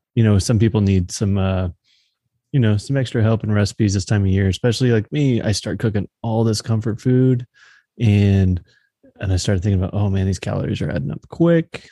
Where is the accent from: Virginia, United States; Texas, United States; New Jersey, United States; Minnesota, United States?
Texas, United States; now in Missouri, United States; growing up in Texas, we didn't, like, have fall